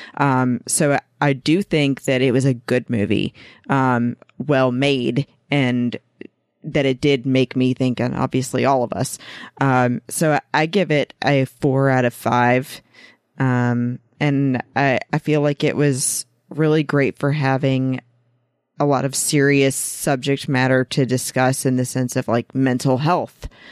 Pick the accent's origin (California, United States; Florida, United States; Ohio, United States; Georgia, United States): Georgia, United States; my home state of Georgia